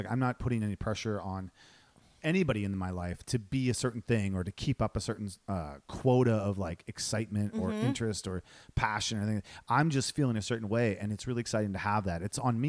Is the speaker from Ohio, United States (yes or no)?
yes; Ohio, United States; born or raised there